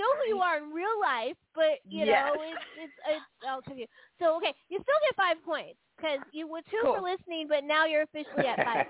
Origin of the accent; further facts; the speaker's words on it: San Francisco, California, United States; I'm from San Francisco.